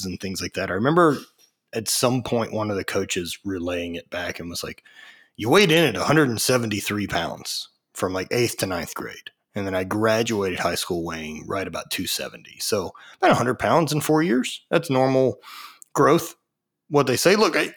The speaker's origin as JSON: {"language": "English", "region": "the South", "country": "United States", "tie": "born or raised there", "said": "growing up in the South in the 80s"}